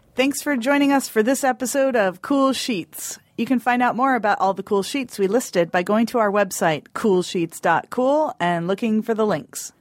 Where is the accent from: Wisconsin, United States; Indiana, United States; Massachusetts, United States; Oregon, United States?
Oregon, United States; Union County, Grande Ronde Valley; I grew up in Union County